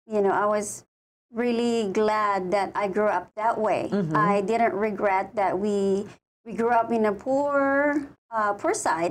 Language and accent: English; Batac, Ilocos Region, Philippines; moved away as an adult; also born or lived in Laoag; now in Hawaii, United States; I born and raised in the Philippines